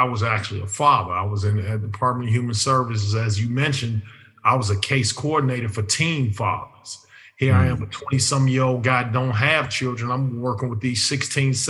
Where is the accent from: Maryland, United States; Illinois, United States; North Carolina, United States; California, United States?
Illinois, United States; Chicago; neighborhood I grew up in, I grew up in Hyde Park, which Hyde Park is where University of Chicago is